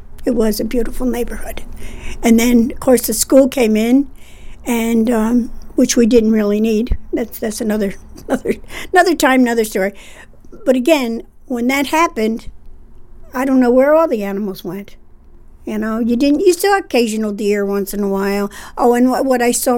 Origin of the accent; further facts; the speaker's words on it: Rensselaer, New York, United States; I grew up here on Willow Street, down in the hollow of the city of Rensselaer